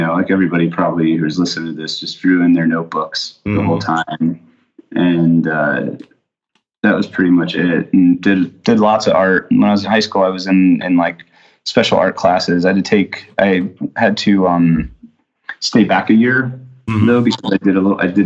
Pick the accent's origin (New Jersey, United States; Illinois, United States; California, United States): New Jersey, United States; right outside Philadelphia in; I grew up right outside Philadelphia in New Jersey